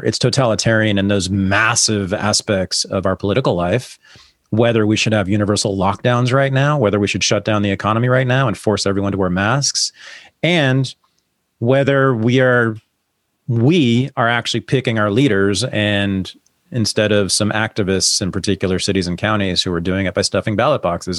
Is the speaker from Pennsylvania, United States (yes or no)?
no; San Francisco Bay Area, California, United States; I grew up here